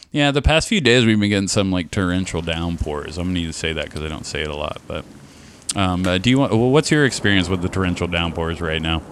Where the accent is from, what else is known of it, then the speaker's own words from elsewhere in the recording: California, United States; now in Columbus, United States; I'm from California